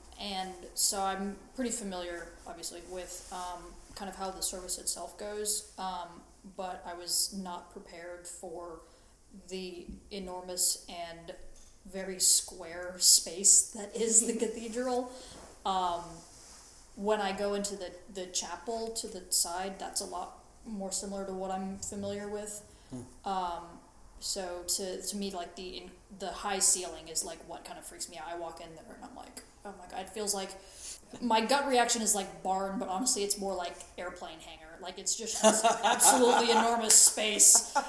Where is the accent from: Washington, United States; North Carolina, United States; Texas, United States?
North Carolina, United States; Piedmont of; moved away as an adult; now in Seattle, United States; I grew up in the Piedmont of North Carolina. So the mountains were near and the ocean was near, but you could not see either of them.